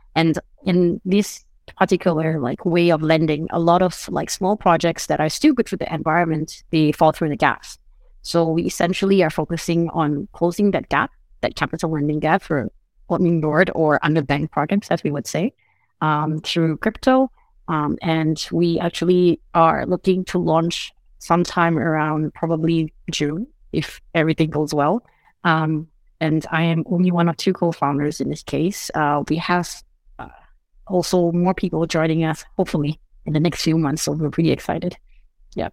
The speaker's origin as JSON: {"language": "English", "country": "Singapore", "also_born_or_lived": "United States", "moved": "yes", "lives_now": "Portugal", "said": "I'm originally from Singapore, but I now reside between Portugal and the United States"}